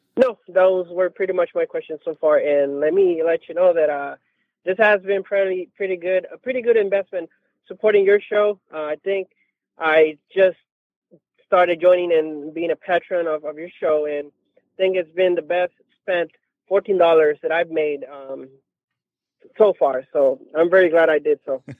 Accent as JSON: {"language": "English", "country": "Mexico", "second_language": "English", "moved": "yes", "lives_now": "San Diego, United States", "said": "I'm actually a U S citizen, but I, I, I'm originally from Mexico"}